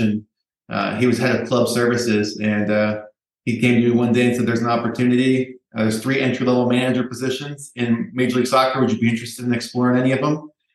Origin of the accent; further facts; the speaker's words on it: Minneapolis, Minnesota, United States; I was lucky enough to find a job in my hometown of Minneapolis, Minnesota